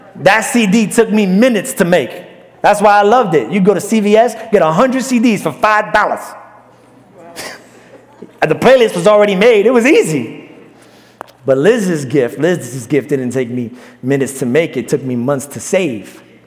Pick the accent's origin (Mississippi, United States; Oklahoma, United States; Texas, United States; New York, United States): New York, United States; New York City; moved away; Mine is Brooklyn